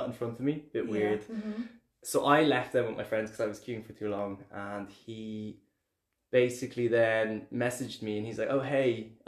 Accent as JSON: {"language": "English", "town": "Dublin", "region": "Leinster", "country": "Ireland", "accent": "Irish", "moved": "as an adult", "lives_now": "Berlin, Germany", "said": "I'm from Dublin"}